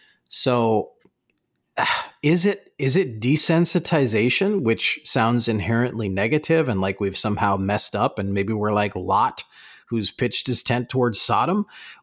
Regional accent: New Jersey, United States; accent: Jersey; But when I talk with my parents, when I talk with my family, my Jersey accent comes out.

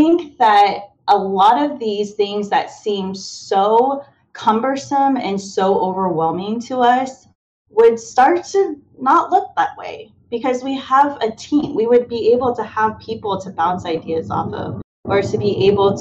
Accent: Kansas City, Missouri, United States; moved away as an adult; now in near Baltimore, United States; I was originally from the Missouri area, Kansas City

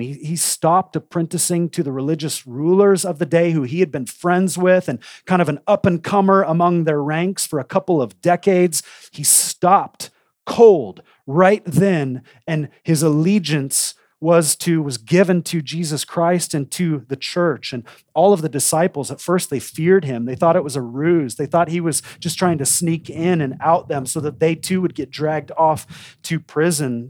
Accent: Coeur d'Alene, Idaho, United States; I grew up in Coeur d'Alene, Idaho.

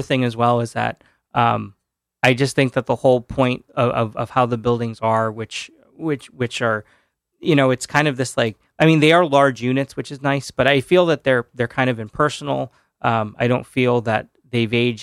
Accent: Orange, Connecticut, United States; moved away as an adult; now in New Haven, United States; I grew up in Orange

